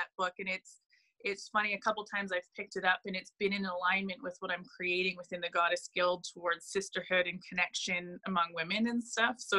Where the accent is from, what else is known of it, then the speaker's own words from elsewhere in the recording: Ontario, Canada; moved away as an adult; now in Edmonton, Canada; I am originally from Ontario